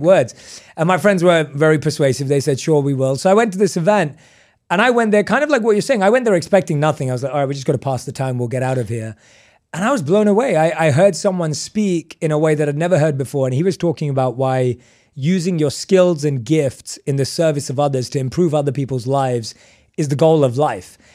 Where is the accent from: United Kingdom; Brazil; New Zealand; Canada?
United Kingdom; London; moved away as an adult; I was born and raised in London